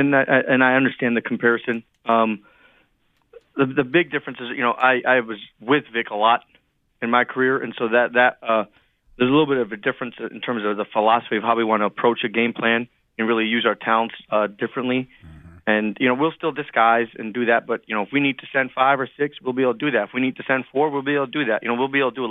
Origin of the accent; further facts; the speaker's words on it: Northeast, United States; and my wife is a Temple alum. Mm. And so there was a lot of personal ties, and we're both from the Northeast.